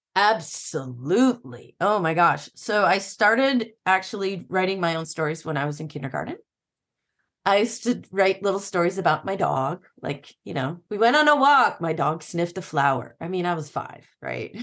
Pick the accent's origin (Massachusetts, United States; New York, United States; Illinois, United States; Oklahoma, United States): Illinois, United States; I grew up in Illinois